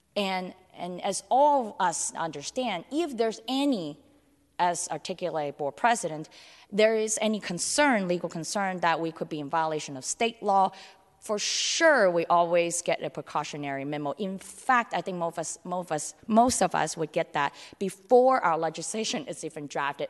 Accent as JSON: {"language": "English", "town": "San Francisco", "region": "California", "country": "United States", "tie": "born or raised there", "also_born_or_lived": "Hong Kong", "said": "I was born in Hong Kong and grew up in San Francisco's Chinatown, North Beach"}